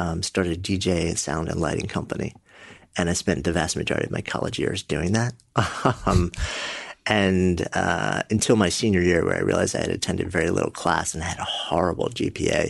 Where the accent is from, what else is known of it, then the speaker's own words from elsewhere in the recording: New York City, New York, United States; I'm a New Yorker. Hmm. Born just outside and been in the city for my entire adult life